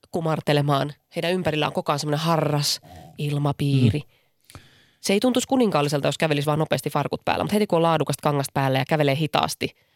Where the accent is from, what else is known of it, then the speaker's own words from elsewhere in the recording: Lahti, Päijät-Häme, Finland; now in Helsinki, Finland; kun mä muutin he, Lahdesta Helsinkiin, niin yksi tuttu semmoisessa lähikapakassa sanoi, että et tota, muistat sitten aina, että oot Lahdesta.